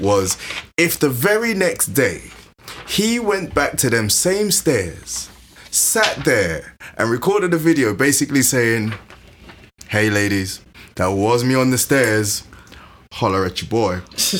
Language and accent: English; Nigeria; No, I'm Nigerian.